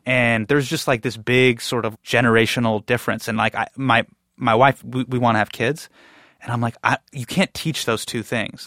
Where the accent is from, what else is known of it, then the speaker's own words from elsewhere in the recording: Davis, California, United States; I grew up in Davis